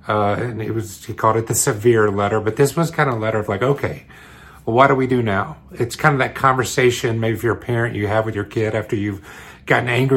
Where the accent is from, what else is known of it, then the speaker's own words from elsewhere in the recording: New York, United States; I live in New York. I'm from Long Island City